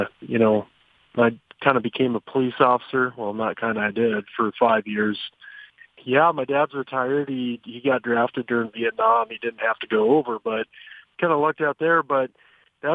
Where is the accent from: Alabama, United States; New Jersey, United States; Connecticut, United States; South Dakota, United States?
South Dakota, United States; Rapid City; born and raised in Rapid City, South Dakota